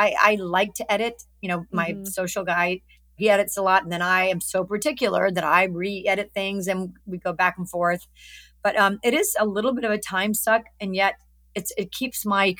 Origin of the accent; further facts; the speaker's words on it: Alabama, United States; moved away; I look better in the South. I'm from Alabama. I love it.